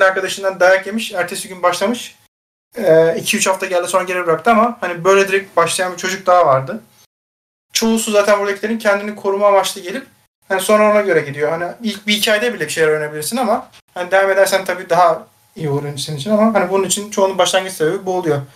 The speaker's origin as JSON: {"language": "Turkish", "region": "Istanbul", "country": "Turkey", "tie": "born or raised there", "said": "polis lojmanlarında büyüdüm ben. Daha sonra zaten Başakşehir'e geçtik"}